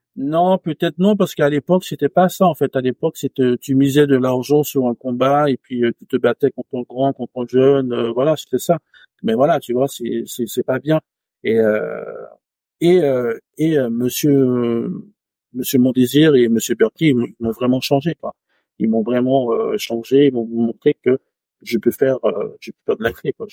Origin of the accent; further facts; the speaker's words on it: Martinique; moved away; j'ai grandi en campagne, en Martinique, euh, vraiment à la campagne